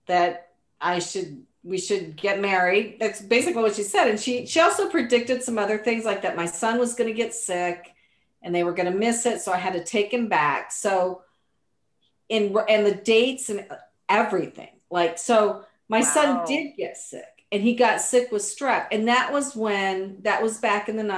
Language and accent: English; Seattle, Washington, United States; also born or lived in Michigan / Atlanta; now in New Jersey, United States; I grew up in Seattle